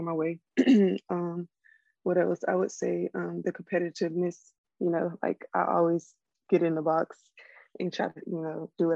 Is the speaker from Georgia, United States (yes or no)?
yes; Covington, Georgia, United States; Covington, Georgia. It's not that far from here